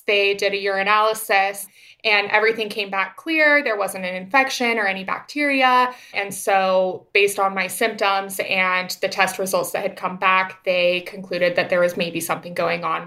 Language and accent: English; Boise, Idaho, United States; moved away as an adult; also born or lived in Queens, New York; now in New York, United States; I am originally born and raised in Boise, Idaho. I now live in Queens, New York